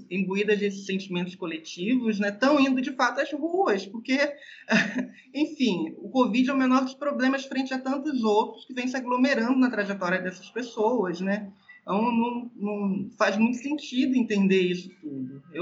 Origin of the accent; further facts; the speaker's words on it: Rio de Janeiro, Brazil; now in Bahia, Brazil; Eu fico aqui da Bahia acompanhando as notícias do Rio de Janeiro, que é minha terra, né? de origem